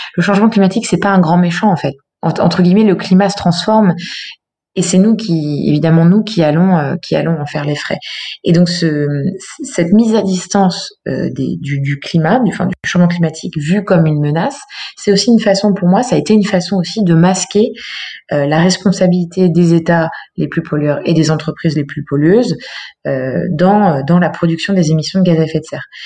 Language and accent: French; Eure, Normandy, France; moved away as an adult; also born or lived in Paris / Berlin; now in Lyon, France; j'ai grandi en Normandie, dans un petit village dans le dans l'Eure, dans le 27